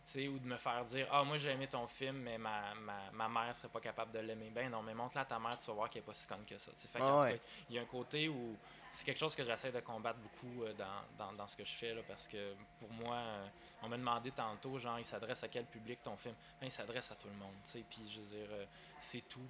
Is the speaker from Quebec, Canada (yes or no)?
yes; Sherbrooke, Quebec, Canada; also born or lived in Victoriaville, Quebec; moi, je suis natif de Victoriaville, dans les Bois-Francs. Puis à 10 ans